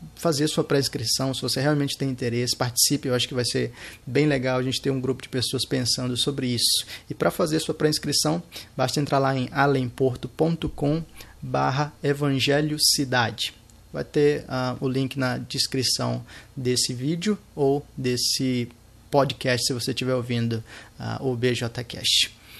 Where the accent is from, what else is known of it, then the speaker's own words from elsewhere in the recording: São Luís, Maranhão, Brazil; eu sou de São Luís Maranhão